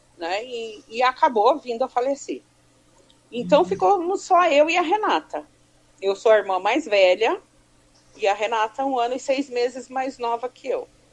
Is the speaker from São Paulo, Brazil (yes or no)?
yes; Suzano, São Paulo, Brazil; also born or lived in Ipiranga, São Paulo; eu sou paulista do bairro do Ipiranga. Uhum. Mas eu vim para Suzano com três anos de idade. Eu fiz quatro anos em Suzano